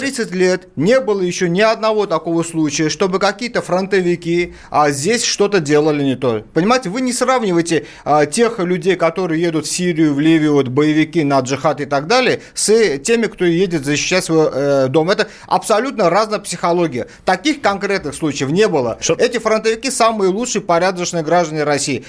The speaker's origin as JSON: {"language": "Russian", "town": "Baku", "country": "Azerbaijan", "tie": "born or raised there", "moved": "yes", "lives_now": "Russia", "said": "Я вот сам родом из Баку, армянин"}